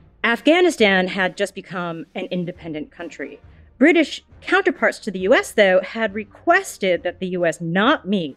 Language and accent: English; New England, United States; I'm from New England.